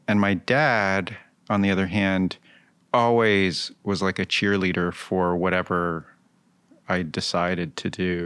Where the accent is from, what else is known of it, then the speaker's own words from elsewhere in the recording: Wallingford, Connecticut, United States; also born or lived in La Jolla, California / Hartford, Connecticut; now in Brooklyn, United States; I moved from La Jolla at somewhere around nine months old to Hartford and then Wallingford, Connecticut